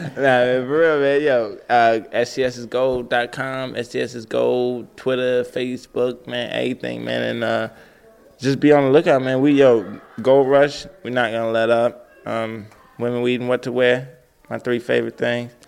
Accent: Atlanta, Georgia, United States; Growing up in Atlanta

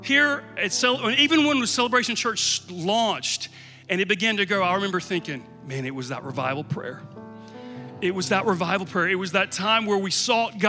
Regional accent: Georgia, Louisiana, the South, United States; I grew up here right in the South and in Georgia, and then over in Louisiana

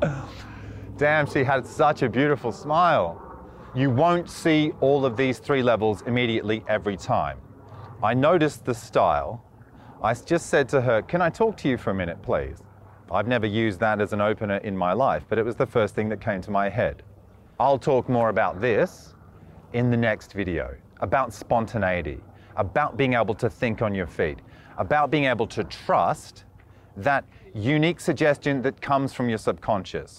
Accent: Australia; now in Budapest, Hungary; I'm from Australia

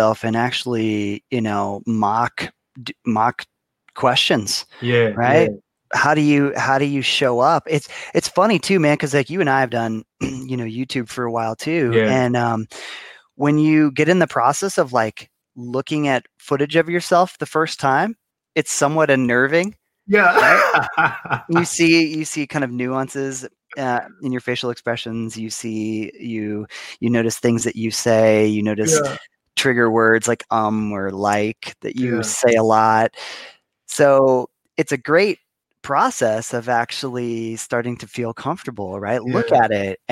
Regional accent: Ohio, United States; My home state

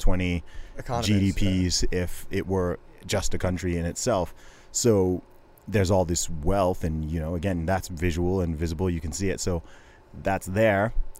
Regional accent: Saudi Arabia; moved away; I grew up in Saudi Arabia

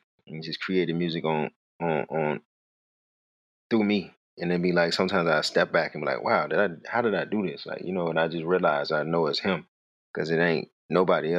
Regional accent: Richmond, Virginia, United States; Originally, I'm from Richmond, Virginia. I grew up in an apartment complex called Chippenham Apartments.

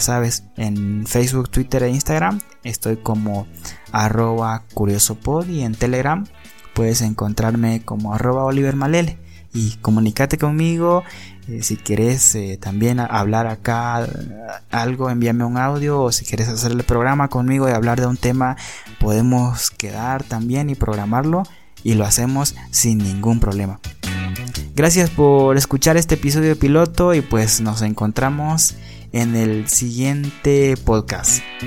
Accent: Bolivia; yo soy boliviano

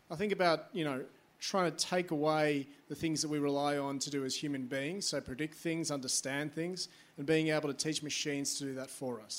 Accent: Australia; yeah, I'm from Australia. Uh, g'day.

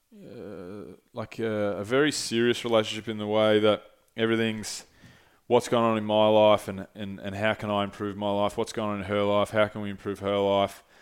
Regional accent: St Andrews Beach, Victoria, Australia; moved away as an adult; now in Melbourne, Australia; I grew up in Saint Andrews

